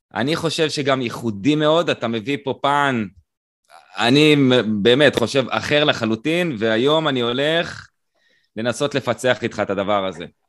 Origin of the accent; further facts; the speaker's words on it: Israel; אני קיבוצניק, אה, שאתה יודע, גדל בצורה חילונית ביותר